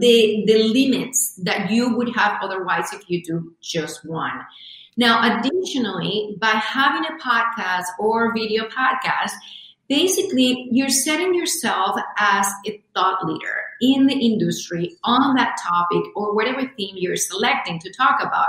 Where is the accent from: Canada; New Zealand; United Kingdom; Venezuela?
Venezuela; now in United States; I come from Venezuela. I joke, I say, I have a tag back here that says made in Venezuela. Been here in the U.S. for over 24 years now